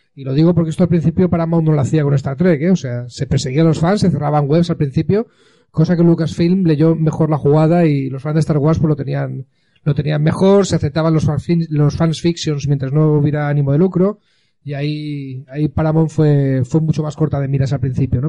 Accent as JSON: {"language": "Spanish", "town": "Alicante", "region": "Valencian Community", "country": "Spain", "also_born_or_lived": "London", "said": "unos cuantos alicantinos"}